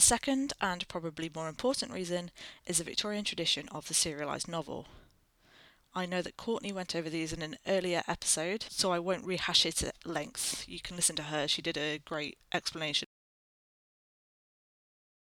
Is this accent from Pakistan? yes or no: no; United Kingdom; I am British